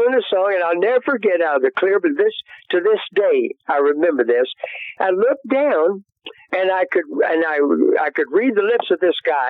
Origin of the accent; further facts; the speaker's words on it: Baton Rouge, Louisiana, United States; also born or lived in Golden Meadow, Louisiana / Cut Off, Louisiana / Birmingham; Then we moved not too long, by the time I was, seven, to Baton Rouge, Louisiana. And that's where I actually grew up, and went to high school there